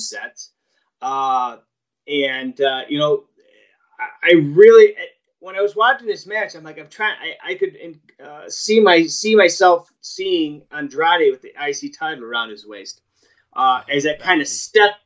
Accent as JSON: {"language": "English", "region": "New York", "country": "United States", "said": "I'm from New York."}